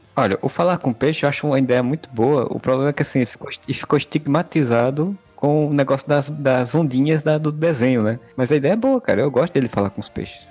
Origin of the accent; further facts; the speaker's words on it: Northeast Region, Brazil; accent: nordestino; Meu inglês nordestinês